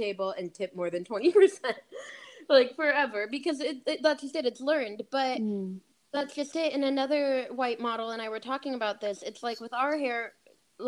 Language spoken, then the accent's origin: English; Bloomington, Indiana, United States; moved away as an adult; now in Los Angeles, United States; Bloomington, where I'm from, is super blue